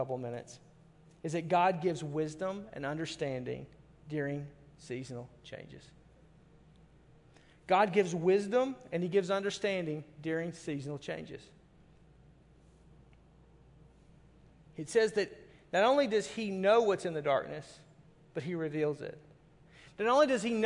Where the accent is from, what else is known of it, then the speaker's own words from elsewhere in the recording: the South, United States; moved away; I'm from the South and everything is fried